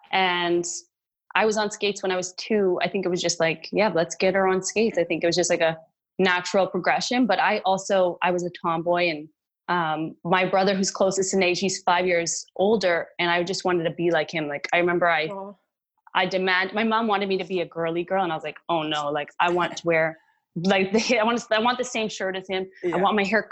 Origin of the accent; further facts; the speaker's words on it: St. Albert, Alberta, Canada; moved away as an adult; also born or lived in Jasper, Alberta / Vancouver / Pittsburgh; now in Nashville, United States; grew up like that. And then we moved to St. Albert for better school and better hockey